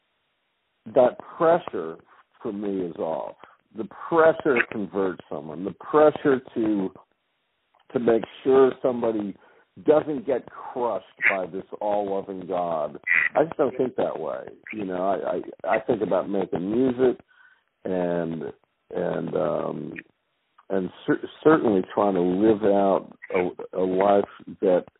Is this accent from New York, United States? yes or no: no; Rhode Island, United States; moved away; also born or lived in the South (US); growing up in Rhode Island. You know, I've lived in the South for 35 years, but I realized, man, you grew up in this place.